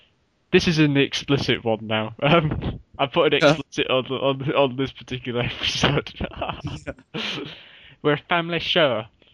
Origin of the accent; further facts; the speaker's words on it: Hull, Yorkshire and the Humber, United Kingdom; accent: Hull; I'm going to put on my best Hull accent, even though I'm from it